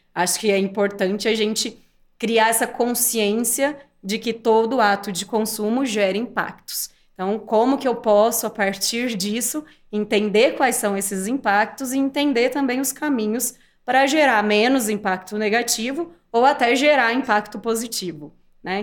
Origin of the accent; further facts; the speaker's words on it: interior of São Paulo, Brazil; accent: interior paulista; eu sou do interior de São Paulo, por isso esse sotaque